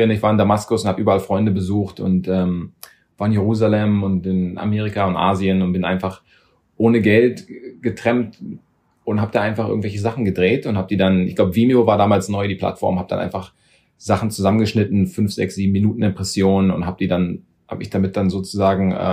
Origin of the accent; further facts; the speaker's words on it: Germany; also born or lived in London; habe da, ich glaube, nur zwei oder drei Jahre gelebt, bin aber dann in Deutschland groß geworden und aufgewachsen